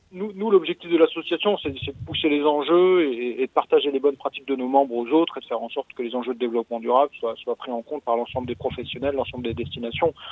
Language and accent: French; France; chez nous en France